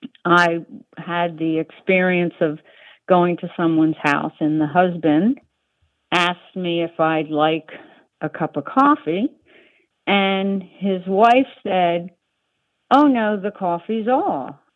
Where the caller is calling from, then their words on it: Rye, New York, United States; I'm calling from Rye, New York.